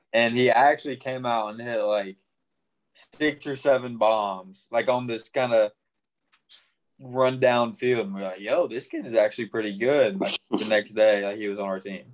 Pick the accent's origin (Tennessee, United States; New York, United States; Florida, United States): Tennessee, United States; Arlington; I grew up in Arlington, Tennessee